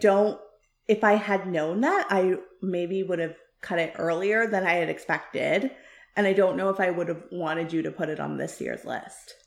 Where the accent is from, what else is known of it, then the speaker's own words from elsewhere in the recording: Canada; I am Canadian, but I am also of South Asian descent, and I really battled a lot with that as a, growing up as a kid